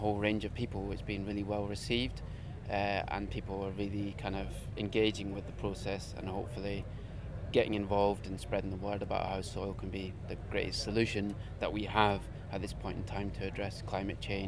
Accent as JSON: {"language": "English", "region": "Scotland", "country": "United Kingdom", "said": "I come from Scotland"}